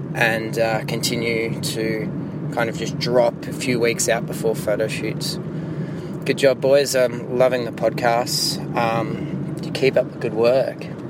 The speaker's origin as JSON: {"language": "English", "country": "Australia", "said": "I'm from Australia"}